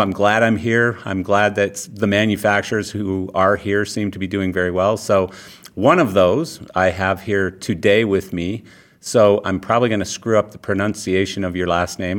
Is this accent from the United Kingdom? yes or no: no; Calgary, Alberta, Canada; I'm born and raised in Calgary, Canada